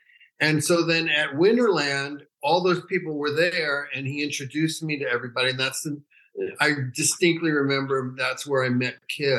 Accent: New York City, New York, United States; moved away as an adult; also born or lived in San Francisco / Northern California; now in Los Angeles, United States; I grew up in New York City. And then in 71, I moved to Northern California

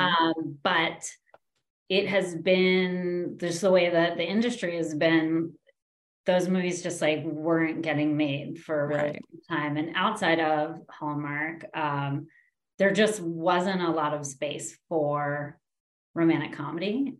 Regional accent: New York, United States; I grew up in New York

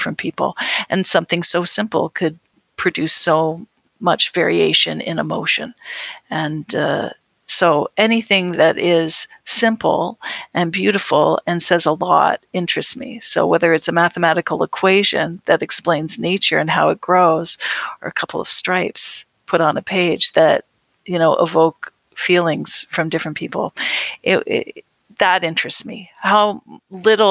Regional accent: Canada; we think of home. We think of Canada

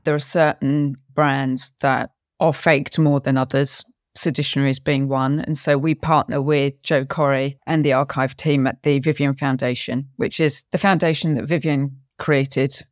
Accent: London, United Kingdom; I was actually born in London, even though my family was Scottish.

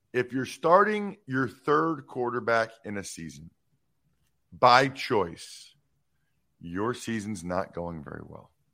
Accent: Wyomissing, Pennsylvania, United States; So I grew up in Wyomissing, Pennsylvania

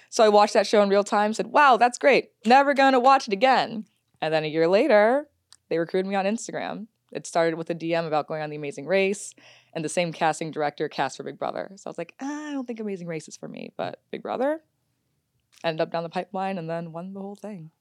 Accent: Detroit, Michigan, United States; moved away; also born or lived in Washington, D.C.; I'm from Detroit, so we used to jump up to Windsor all the time.

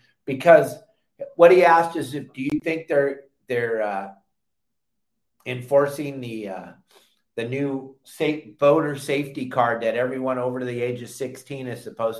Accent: Southern California, United States; back in the day growing up in Southern California

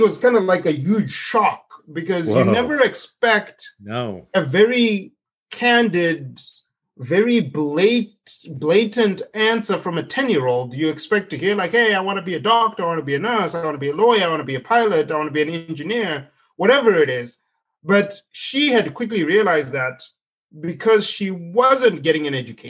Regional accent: Zimbabwe; moved away as an adult; now in United States; I grew up in Zimbabwe

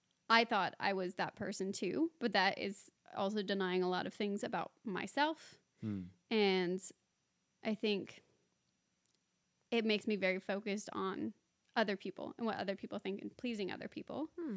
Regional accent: San Diego, California, United States; moved away

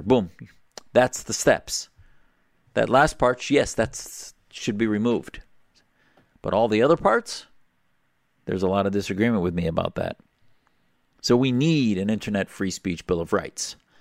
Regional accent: United States; as an American Muslim

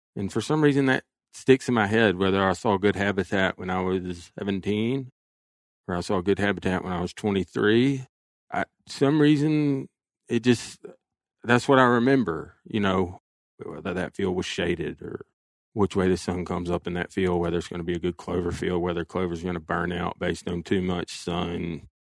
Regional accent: Alabama, United States; my home state of Alabama

